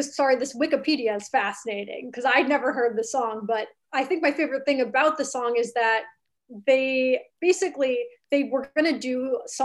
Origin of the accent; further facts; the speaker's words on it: California, United States; I'm from California.